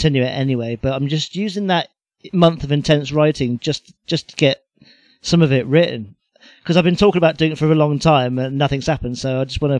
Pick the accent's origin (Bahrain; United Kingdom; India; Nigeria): United Kingdom; The reason why I'll never stop loving it is because we're British